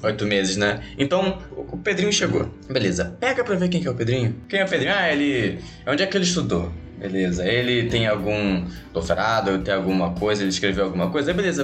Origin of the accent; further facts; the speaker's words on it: Brazil; porque eu também sou brasileiro